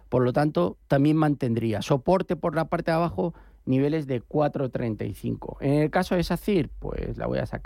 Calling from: Getafe, Community of Madrid, Spain; Hola, buenos días. … de Getafe.

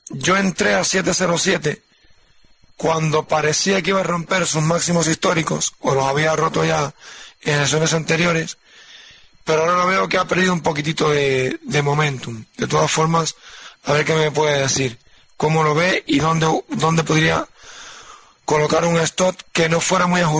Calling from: Madrid, Community of Madrid, Spain; de Madrid.

